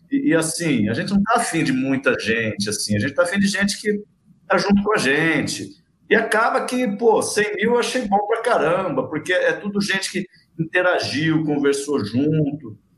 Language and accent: Portuguese; Araraquara, São Paulo, Brazil; Eu sou de Araraquara, né? Eu trabalhei muito tempo no Rio, São Paulo, em outros lugares, mas eu sou de Araraquara e estou em Araraquara.